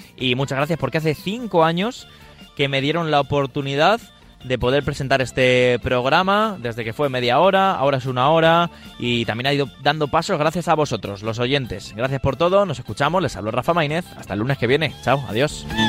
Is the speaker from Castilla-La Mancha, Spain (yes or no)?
no; Leganés, Community of Madrid, Spain; yo que soy de Leganés